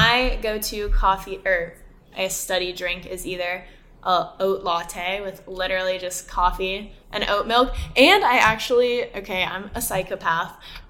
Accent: Austin, Texas, United States; I feel like I went to a very quote unquote safe school because I'm literally from Austin. My parents live 20 minutes away from me.

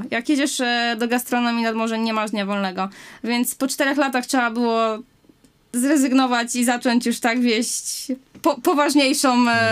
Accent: Wałbrzych, Lower Silesian Voivodeship, Poland; Z Wałbrzycha.

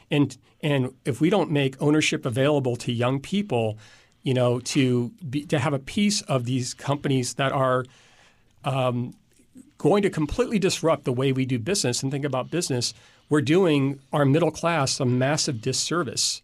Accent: Indiana, United States; also born or lived in DeKalb, Illinois; I was born in Illinois, but I've lived in Indiana most of my life

